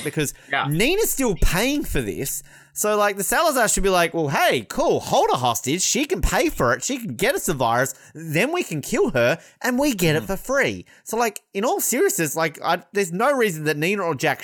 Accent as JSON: {"language": "English", "country": "Australia", "said": "I'm Australian"}